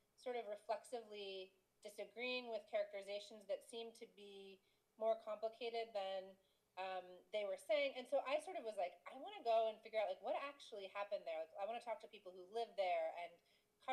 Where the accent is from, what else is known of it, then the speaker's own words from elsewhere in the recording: United States; as an American living in the world